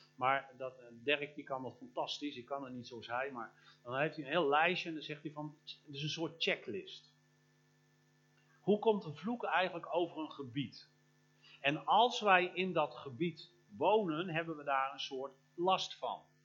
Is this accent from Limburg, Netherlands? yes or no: yes; Limburg, Netherlands; in ons Limburg